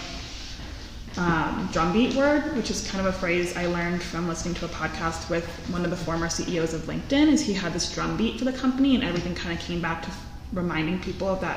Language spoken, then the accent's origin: English; Washington, District of Columbia, United States; moved away as an adult; now in Tucson, United States; I'm from the East Coast. I'm from DC. So I came out here for school and I've been here for about 8 years